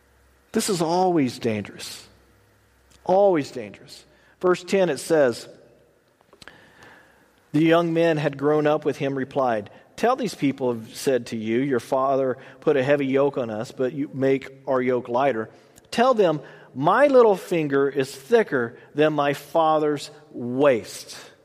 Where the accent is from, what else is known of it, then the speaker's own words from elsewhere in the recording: Texas, United States; I'm from Texas. We slur everything together. I've been out here long enough that it's slowly kind of going away, sort of.